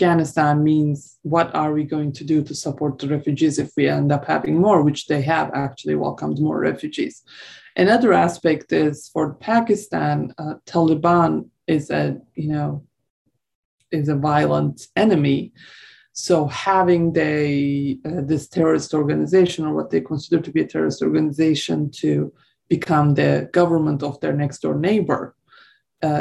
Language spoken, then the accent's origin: English; Turkey; I'm from Turkey.